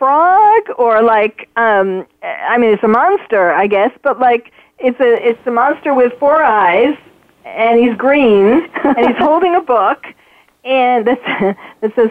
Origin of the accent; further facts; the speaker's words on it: New York, United States; moved away; we're from New York originally